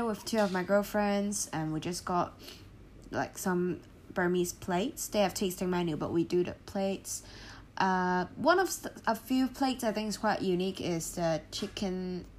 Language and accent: English; Hong Kong; I'm from Hong Kong, I love rice.